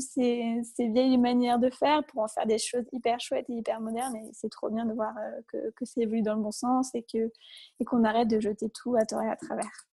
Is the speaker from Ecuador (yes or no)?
no; Isère, Auvergne-Rhône-Alpes, France; now in Lyon, France; on a grandi pas très loin, on vient d'Isère toutes les deux